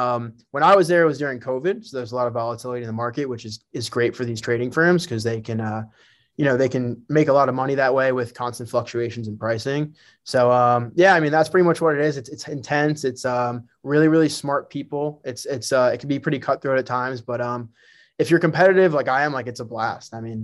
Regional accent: New Jersey, United States; So, yeah, so I grew up in Bergen County, New Jersey. That was my home.

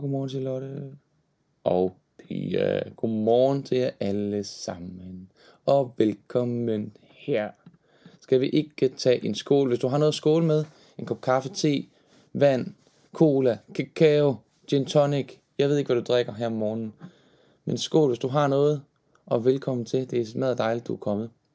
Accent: Horsens, Central Denmark Region, Denmark; Og jeg er jo fra Horsens oprindeligt, født og opvokset.

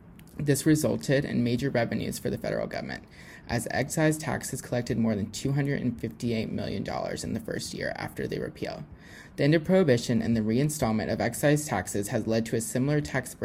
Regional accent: Louisiana, United States; now in Alabama, United States; I'm actually originally from Louisiana

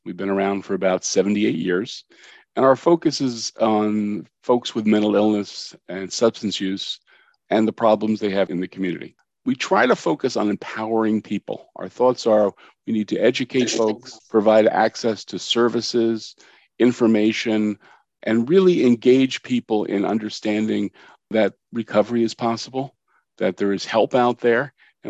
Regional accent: Cranford, New Jersey, United States; born or raised there

